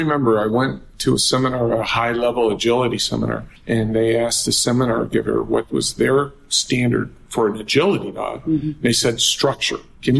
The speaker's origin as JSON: {"language": "English", "region": "Michigan", "country": "United States", "tie": "born or raised there", "said": "Yes, I grew up in Michigan"}